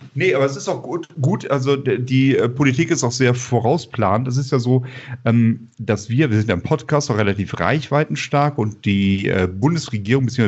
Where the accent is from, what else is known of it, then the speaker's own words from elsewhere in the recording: Bonn, North Rhine-Westphalia, Germany; ich komme aus Bonn